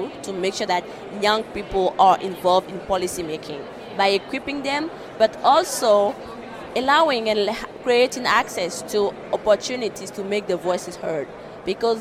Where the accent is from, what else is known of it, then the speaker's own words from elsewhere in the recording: Benin; I'm from Benin